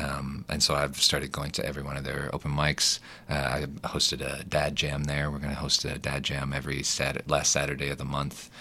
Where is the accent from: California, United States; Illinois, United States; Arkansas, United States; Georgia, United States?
Arkansas, United States; Little Rock; moved away as an adult; also born or lived in Los Angeles; Born and raised in Little Rock.